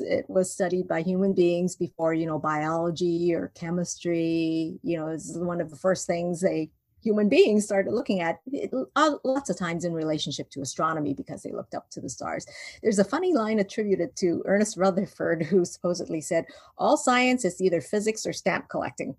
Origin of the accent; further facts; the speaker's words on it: Vancouver, British Columbia, Canada; moved away as an adult; also born or lived in Hong Kong; now in Indiana, United States; I was born in Hong Kong and then I was raised in Vancouver. And then I got married and moved to the United States. Um, and now I live in Indiana